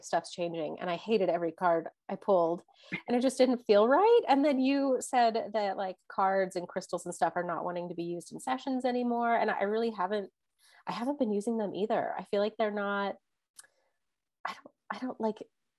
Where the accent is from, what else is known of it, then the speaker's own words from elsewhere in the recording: Texas, United States; growing up in Texas